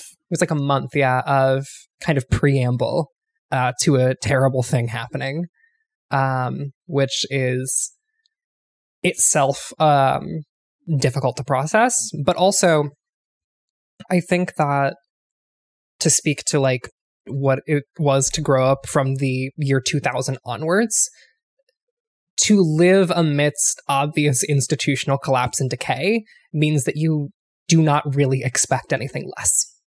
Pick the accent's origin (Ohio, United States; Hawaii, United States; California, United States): Ohio, United States; moved away; I grew up in Ohio